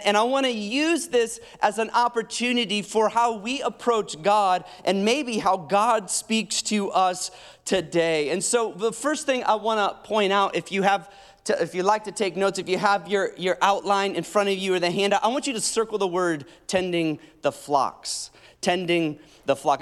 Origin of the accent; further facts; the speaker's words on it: Iowa, United States; moved away; also born or lived in Illinois; I grew up in Iowa in Illinois, and I was trimming the cemeteries in Iowa